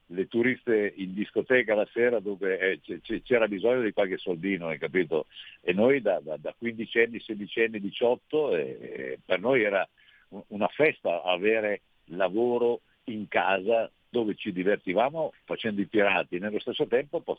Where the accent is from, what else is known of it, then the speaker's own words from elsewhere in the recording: Peschiera del Garda, Veneto, Italy; Beh, sono nato a Peschiera di Garda, chiaramente eh, eh, crescendo lì venivano a girare dei film di pirati